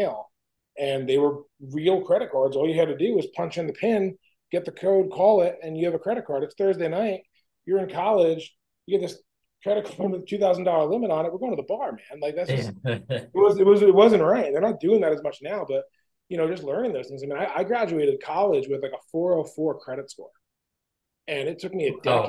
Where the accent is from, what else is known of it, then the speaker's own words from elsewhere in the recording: New Jersey, United States; we're two guys from New Jersey